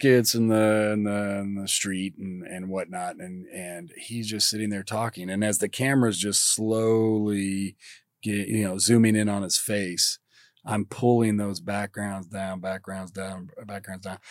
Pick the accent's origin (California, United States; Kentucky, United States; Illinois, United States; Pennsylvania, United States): Kentucky, United States; moved away as an adult; I'm from Kentucky